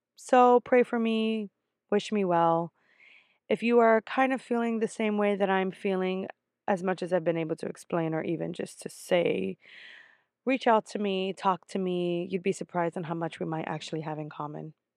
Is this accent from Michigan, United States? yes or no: no; New York, United States; I'm from New York